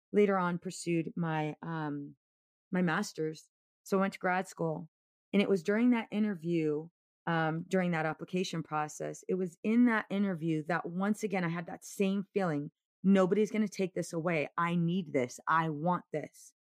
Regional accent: Oceanside, California, United States; I grew up in Oceanside

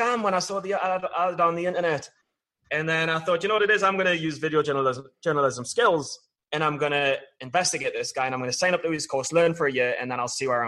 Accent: Newcastle upon Tyne, North East England, United Kingdom; moved away; I was a guy growing up in Newcastle

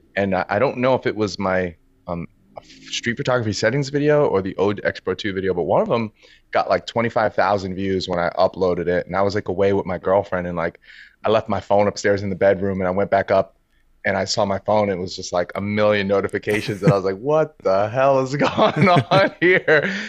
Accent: New York City, New York, United States; I'm born and raised in New York City. Uh, I was born in Harlem, grew up in Brooklyn in the Bronx.

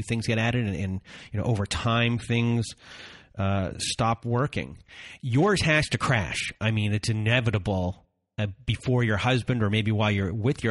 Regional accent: Canada; I'm Canadian

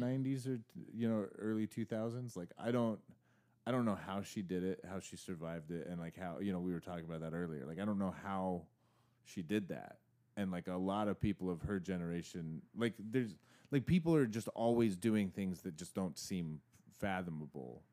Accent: Arizona, United States; I grew up in Arizona

